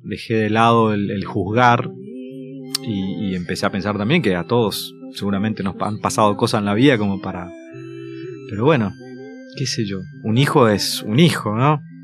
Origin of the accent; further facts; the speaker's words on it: Santo Tomé, Corrientes, Argentina; moved away as an adult; now in Buenos Aires, Argentina; la casa de mi abuelo, ¿no? Y, y estaba él que me hablaba en portugués